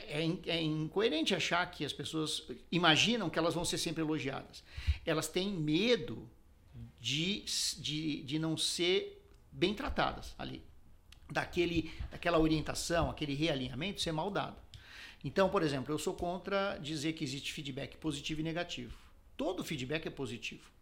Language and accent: Portuguese; São Paulo, Brazil; also born or lived in Garça, São Paulo (family); eu sou paulistano, mas a família é de Garça, do interior de São Paulo